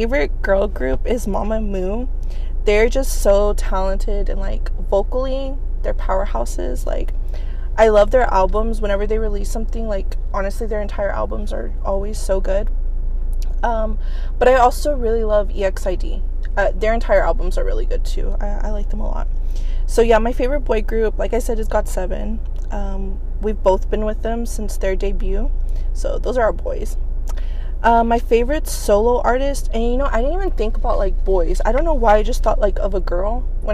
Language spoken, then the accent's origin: English; Houston, Texas, United States; now in Fort Worth, United States; I'm from Houston, but I currently live in Fort Worth